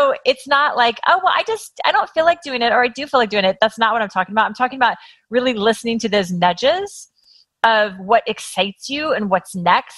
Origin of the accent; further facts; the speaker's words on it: Kansas, United States; now in Los Angeles, United States; I grew up in Kansas and I did what you're supposed to do as a girl in Kansas